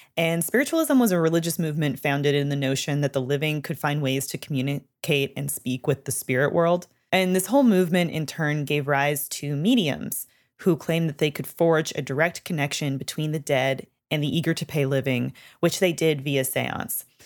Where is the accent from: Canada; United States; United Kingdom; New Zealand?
Canada; moved away; I'm from Canada and we learn French all throughout our childhoods and into high school